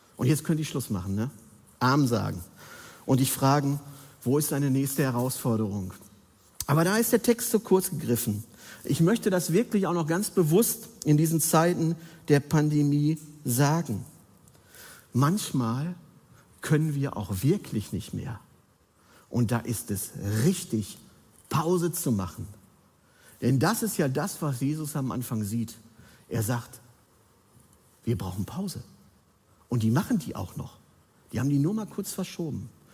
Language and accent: German; Bergkamen, North Rhine-Westphalia, Germany; moved away; meiner Heimatgemeinde an, aus Bergkam, außen Ruhrpott.